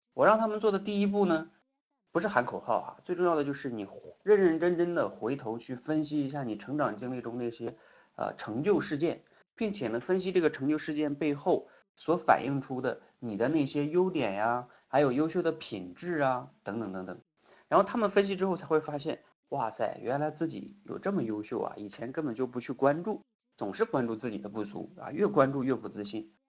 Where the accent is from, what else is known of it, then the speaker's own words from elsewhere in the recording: China; 我们中国长大的孩子